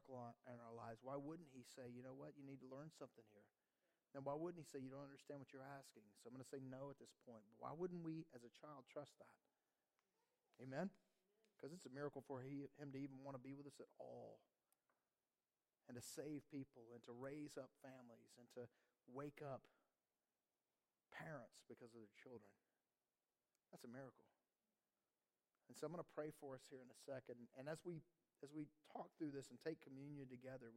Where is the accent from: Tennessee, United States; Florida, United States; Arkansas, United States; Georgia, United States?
Georgia, United States; moved away; we're from Georgia